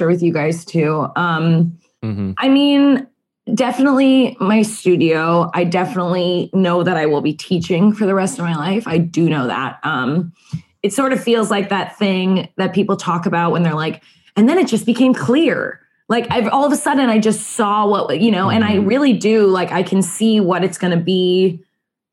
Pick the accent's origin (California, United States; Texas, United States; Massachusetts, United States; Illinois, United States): California, United States; Palm Desert; a big theater in Palm Desert, California.